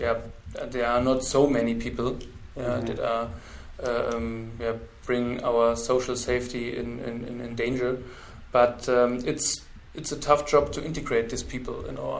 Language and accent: English; Ilmenau, Thuringia, Germany; Yeah, we have some network in my hometown in Ilmenau